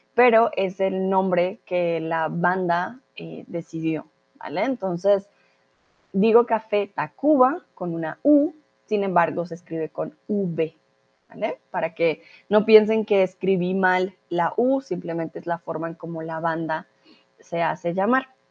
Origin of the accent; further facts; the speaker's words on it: Colombia; now in Germany; soy de Colombia, comúnmente vivo en Alemania, ahora estoy en México